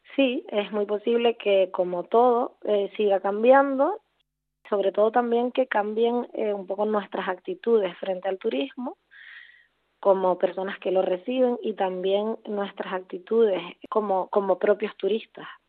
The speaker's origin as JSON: {"language": "Spanish", "town": "Puerto de la Cruz", "region": "Canary Islands", "country": "Spain", "tie": "born or raised there", "also_born_or_lived": "Barcelona / Berlin", "said": "soy eh, canaria, concretamente de Tenerife, donde eh, crecí y donde vivo ahora"}